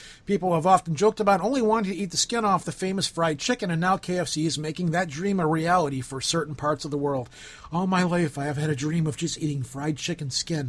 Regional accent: United States; because I'm American.

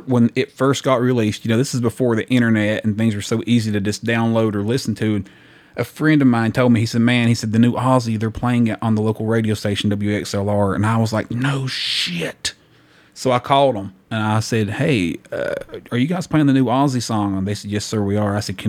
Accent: the South, United States; I'm from the South, yeah.

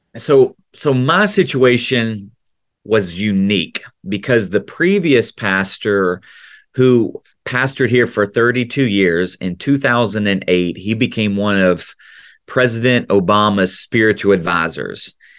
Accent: right outside of Memphis, Tennessee, United States; accent: Tennessee accent; Southern accent; moved away as an adult; now in Central Florida, United States; I grew up in the South, right outside of Memphis

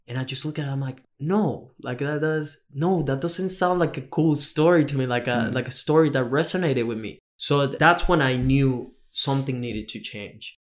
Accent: Venezuela; moved away as an adult; also born or lived in Australia; now in Gold Coast, Australia; I come from Venezuela, so I'm very far from home. I've been in Australia for almost six years now

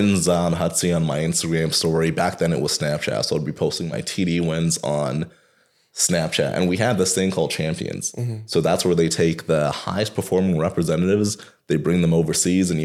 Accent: Toronto, Ontario, Canada; I am a kid from Rexdale

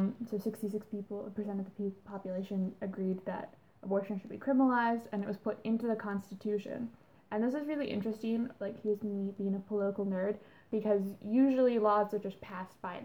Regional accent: Canada

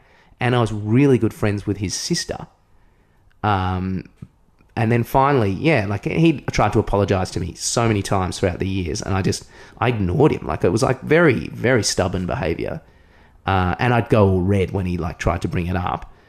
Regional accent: Williamstown, Victoria, Australia; I came from Williamstown

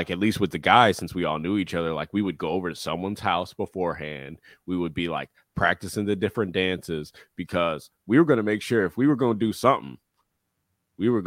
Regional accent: Atlanta, Georgia, United States; I'm from Atlanta

